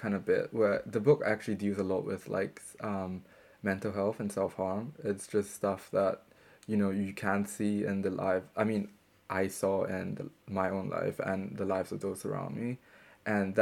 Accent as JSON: {"language": "English", "country": "Singapore", "tie": "born or raised there", "moved": "as an adult", "lives_now": "Bristol, United Kingdom", "said": "my experience growing up in Singapore"}